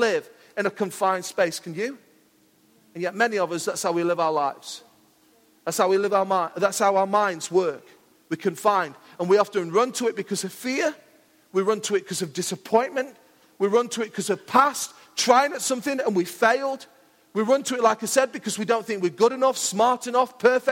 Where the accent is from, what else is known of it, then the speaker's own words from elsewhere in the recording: Mansfield, East Midlands, United Kingdom; I'm from Mansfield